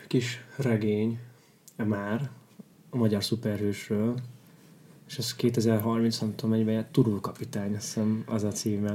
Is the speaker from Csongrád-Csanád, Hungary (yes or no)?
no; Kaposvár, Somogy, Hungary; Kaposvári vagyok, ott Somogyban ismerősök